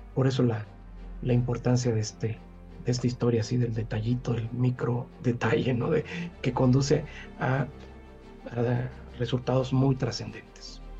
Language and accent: Spanish; San Cristóbal de las Casas, Chiapas, Mexico; moved away; also born or lived in Central America; yo pasé una parte de mi infancia en Chiapas, precisamente en San Cristóbal